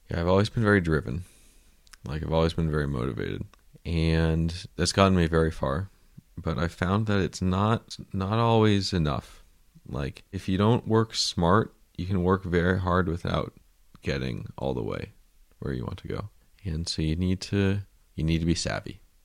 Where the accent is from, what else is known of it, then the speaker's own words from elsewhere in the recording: United States; I'm an American